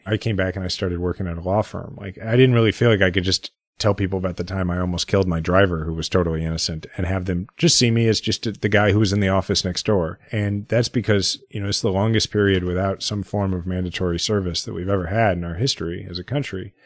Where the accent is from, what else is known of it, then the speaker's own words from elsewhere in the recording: Kansas City, Missouri, United States; I'm fifth generation Kansas City. I grew up in a house where my parents had been juvenile probation officers